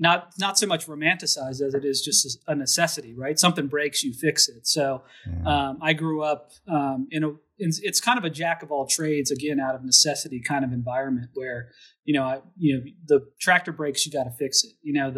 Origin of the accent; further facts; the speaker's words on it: Emmitsburg, Maryland, United States; also born or lived in Pennsylvania; So I grew up in Maryland, in a town called Emmitsburg, which is right below the Mason-Dixon line. So I was actually, I was born in Pennsylvania, for example. And I grew up on a dairy farm